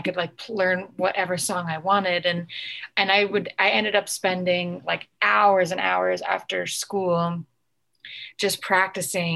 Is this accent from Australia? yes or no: no; Connecticut, United States; now in Los Angeles, United States; I was born and raised in Connecticut